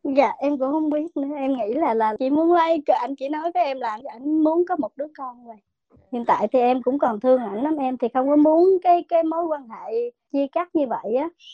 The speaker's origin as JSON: {"language": "Vietnamese", "country": "Vietnam", "moved": "as an adult", "lives_now": "United States", "said": "em thì ở Việt Nam"}